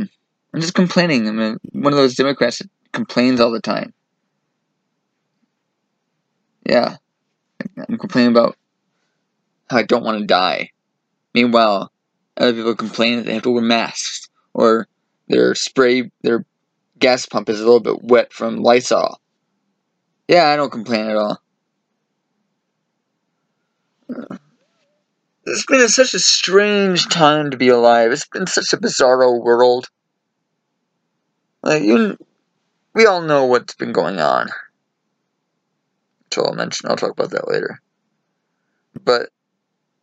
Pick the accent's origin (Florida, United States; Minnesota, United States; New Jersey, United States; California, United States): California, United States; Sonoma; I'm a Northern California native. I was born up in Sonoma.